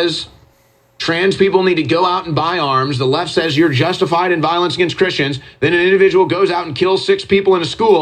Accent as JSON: {"language": "English", "country": "United States", "said": "I'm an American patriot."}